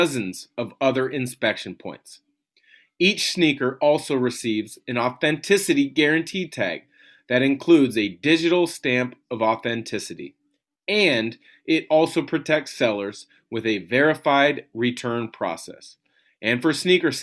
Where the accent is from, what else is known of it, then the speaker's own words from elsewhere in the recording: Southwest Washington, United States; I grew up in Southwest Washington